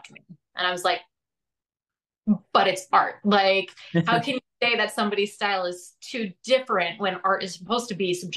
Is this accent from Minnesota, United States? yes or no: no; Scranton, Pennsylvania, United States; moved away; also born or lived in Pittsburgh, Pennsylvania; I'm from Scranton